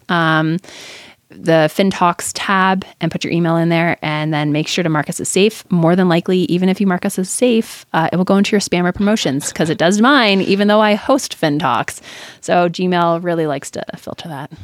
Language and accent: English; Canada; also born or lived in California; now in United States; I'm Canadian, um, and American.